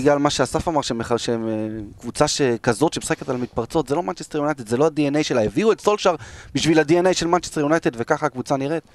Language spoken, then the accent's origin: Hebrew; Israel; אנחנו ישראלים